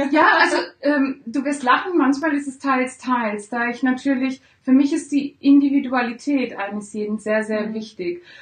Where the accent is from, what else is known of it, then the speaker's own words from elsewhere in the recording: Italy; Ich bin ja Italienerin, ja. also liegt es nahe. Ich habe eine deutsche Mutter, daher spreche ich gut Deutsch.